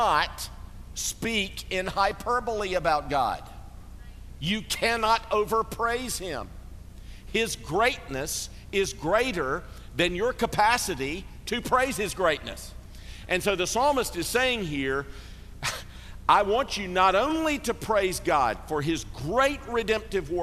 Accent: Greenville, South Carolina, United States; I grew up in Greenville, South Carolina

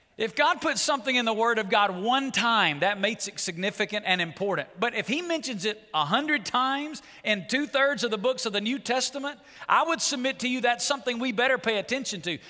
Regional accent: Muscle Shoals, Alabama, United States; moved away as an adult; now in Las Vegas, United States; I was raised in Muscle Shoals, Alabama

